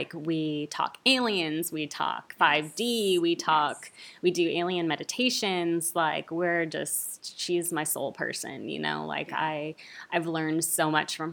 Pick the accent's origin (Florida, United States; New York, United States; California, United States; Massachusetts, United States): California, United States; Santa Clarita; now in Burbank, United States; I grew up, you know, in Santa Clarita